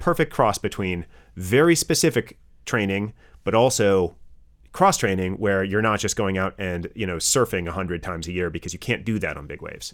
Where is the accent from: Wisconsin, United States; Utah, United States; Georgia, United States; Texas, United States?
Wisconsin, United States; growing up in Wisconsin, did, did all the regular stuff